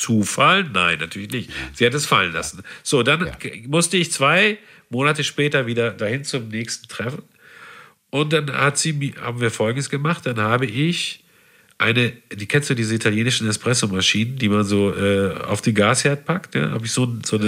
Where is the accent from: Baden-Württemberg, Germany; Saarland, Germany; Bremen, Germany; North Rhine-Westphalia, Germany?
North Rhine-Westphalia, Germany; Havixbeck; also born or lived in Münster; natürlich habe ich nicht Havixbeck gesagt